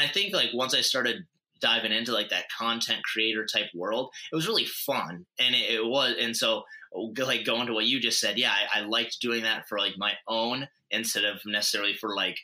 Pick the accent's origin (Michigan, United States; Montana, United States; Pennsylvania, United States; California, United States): Montana, United States; moved away as an adult; also born or lived in North Dakota; I'm originally from Montana, but then went to school out in North Dakota